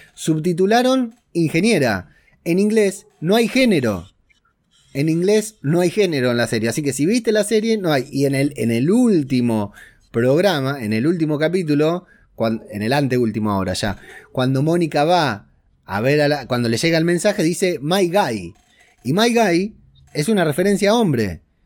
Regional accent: Argentina; yo soy de Argentina

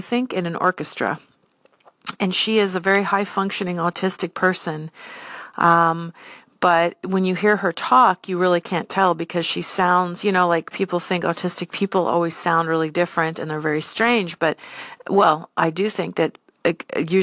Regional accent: San Diego, California, United States; now in Seattle, United States; I grew up in San Diego, California, lots of Mexican culture there

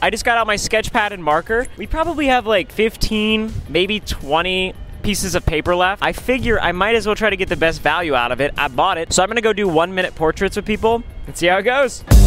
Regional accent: Texas, United States; I'm from Texas.

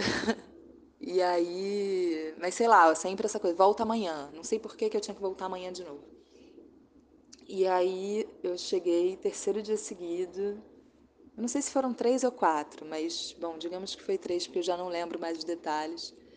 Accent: Brazil; moved away as an adult; now in France; eu sou, não sou daqui, eu não sei se isso é normal, mas você me liga 10 da noite, eu não acho que isso é normal, de onde eu venho isso não é normal

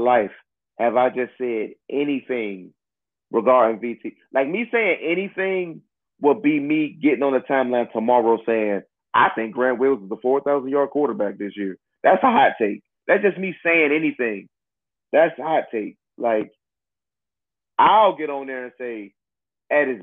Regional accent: Newport News, Virginia, United States; I'm from Newport News. That's my city

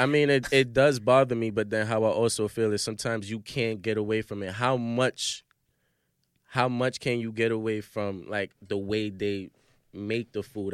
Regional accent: New York City, New York, United States; I'm from Brooklyn, so we got 'em in our hood

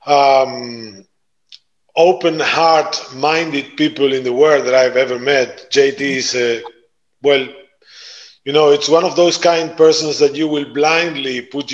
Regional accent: Argentina; moved away as an adult; also born or lived in Italy; now in Netherlands; I was born and raised in Argentina. My backgrounds, my roots are Italian

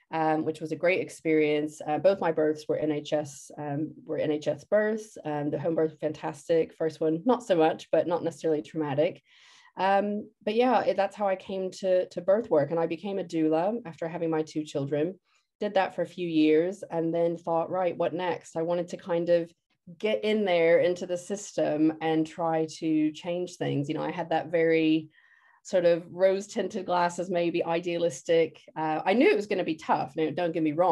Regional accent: United States; moved away as an adult; also born or lived in London, United Kingdom; now in Shoreham-by-Sea, United Kingdom; I'm originally from the States, but I've lived in the UK for about 20 years

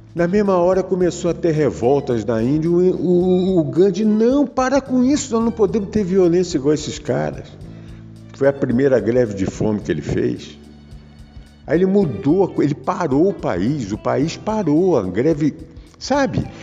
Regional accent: Brazil; como brasileiro sou e gosto daqui e adoro esse país

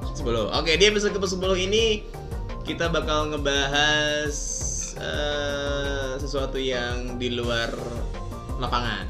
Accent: Java, Indonesia; sebagai orang Pulau Jawa

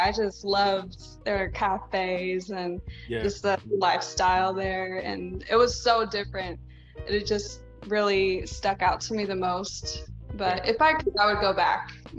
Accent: Guam; also born or lived in everywhere; I'm from Guam. I'm a military brat, so I'm also kind of from everywhere.

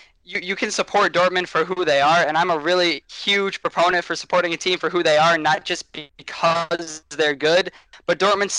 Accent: Michigan, United States; growing up in America

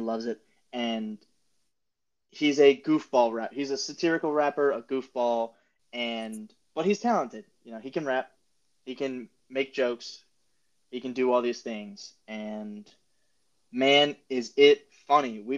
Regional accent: Upper Dublin, Pennsylvania, United States; I grew up in Upper Dublin, played Cheltenham in basketball

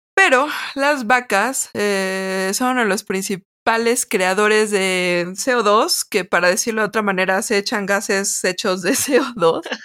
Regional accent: Mexico City, Mexico; sí somos chilangas, a mucha honra.

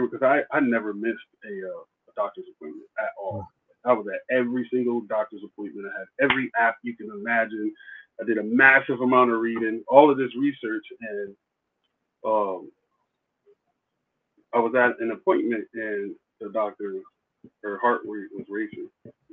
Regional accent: East Coast, United States; moved away; also born or lived in Texas; I'm from the East Coast.

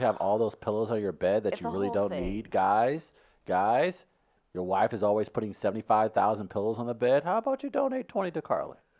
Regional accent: St. Louis, Missouri, United States; I grew up in City St. Louis, black kid.

